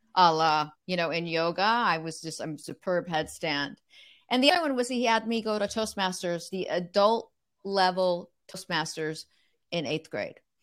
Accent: Corvallis, Oregon, United States; also born or lived in Eugene, Oregon; we moved from Eugene, Oregon to Corvallis, Oregon

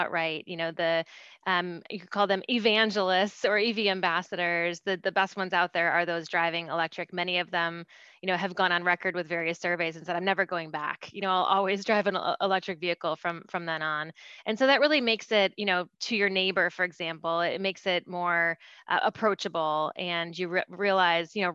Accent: Detroit, Michigan, United States; I grew up in the Detroit area

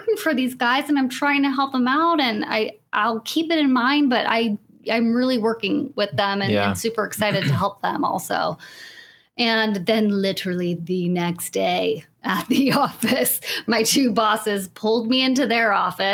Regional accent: Tucson, Arizona, United States; moved away as an adult; now in San Diego, United States; I'm originally born and raised in Tucson, Arizona, and I moved out to San Diego to go to school

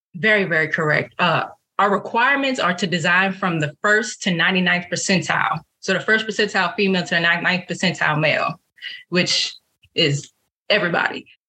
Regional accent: New Orleans, Louisiana, United States; I am from New Orleans, Louisiana

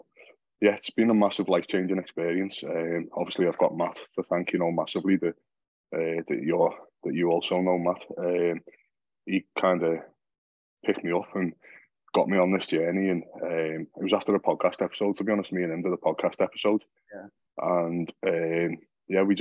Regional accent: Liverpool, North West England, United Kingdom; I'm from Liverpool.

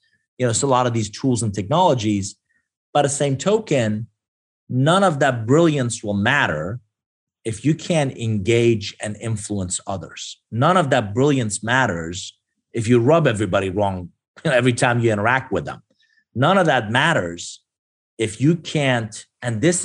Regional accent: Iran; now in United States; I'm originally from Iran.

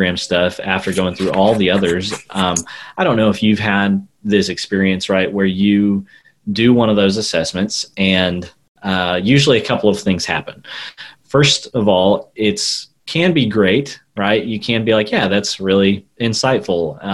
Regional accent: Southwest Missouri, United States; moved away as an adult; also born or lived in Oklahoma / India / Arkansas; I grew up in Southwest Missouri

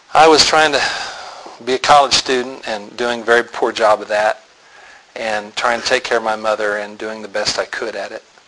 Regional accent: Tulsa, Oklahoma, United States; I was born in Tulsa

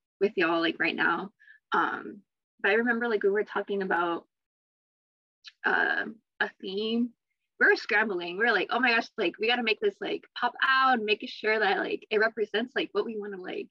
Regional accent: Akron, Ohio, United States; I'm from Akron

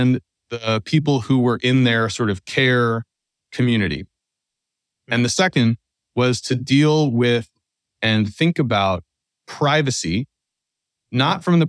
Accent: outside of Philadelphia, Pennsylvania, United States; I grew up outside of Philadelphia

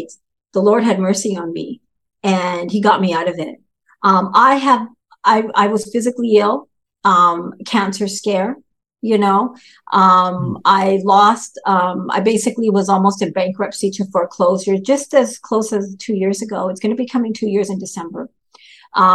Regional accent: Vancouver, British Columbia, Canada; also born or lived in Duncan, British Columbia; I'm actually from Canada, Vancouver, British Columbia, born in a little town called Duncan, British Columbia

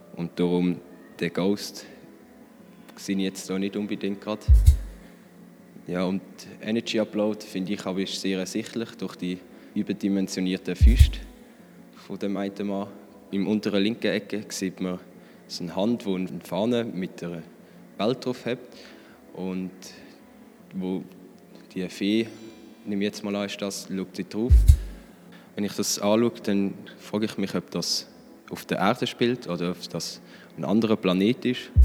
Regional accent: Frick, Aargau, Switzerland; ich komme aus Frick, im Fricktal

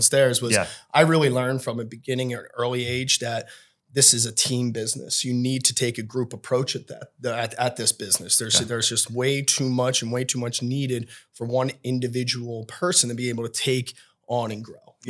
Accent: Philadelphia, Pennsylvania, United States; I was born and raised in Philadelphia my whole life

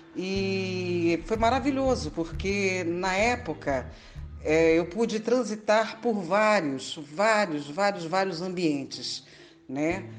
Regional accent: Salvador, Bahia, Brazil; sou de Salvador, Bahia

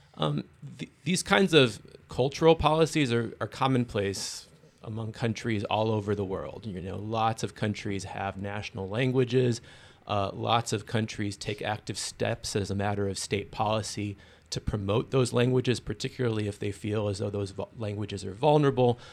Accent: Israel; now in United States; I was also born in Israel

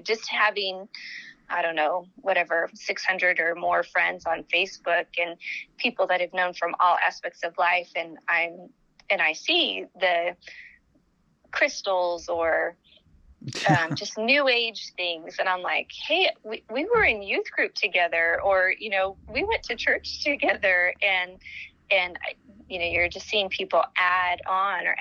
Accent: United States; I'm a Jesus follower before I'm an American

